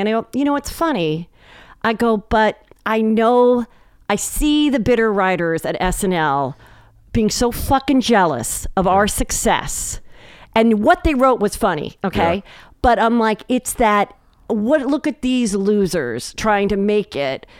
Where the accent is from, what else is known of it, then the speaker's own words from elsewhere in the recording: Los Angeles, California, United States; This is my hometown.